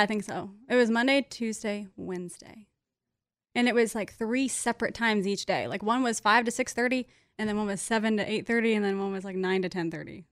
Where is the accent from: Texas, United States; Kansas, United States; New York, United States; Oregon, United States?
Kansas, United States; now in Nashville, United States; we're both from Kansas, all my friends from Kansas